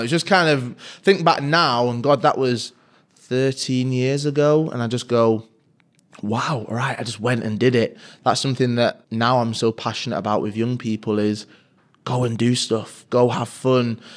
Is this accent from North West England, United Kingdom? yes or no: yes; Manchester, North West England, United Kingdom; M fourteen, Fallowfield, which is a huge part of my upbringing, where I grew up